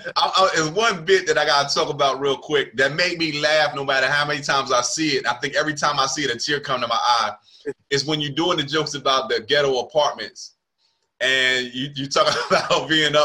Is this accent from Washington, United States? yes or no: no; Charlotte, North Carolina, United States; They knew I was from Charlotte, but they didn't know I had been doing comedy as long as I've been doing comedy.